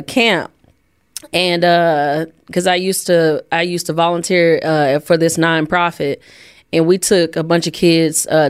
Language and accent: English; Jackson, Tennessee, United States; I'm from Jackson, Tennessee